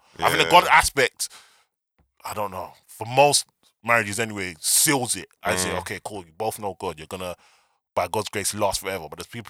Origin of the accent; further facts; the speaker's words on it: Nigeria; I'm Nigerian